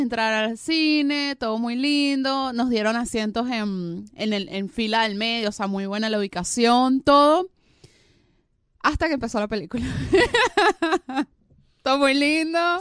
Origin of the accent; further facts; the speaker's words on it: Venezuela; now in Argentina; soy venezolana